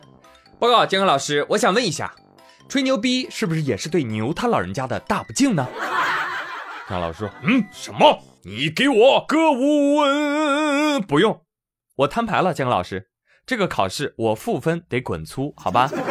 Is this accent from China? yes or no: yes; China; 我觉得谁也比不了我们中国人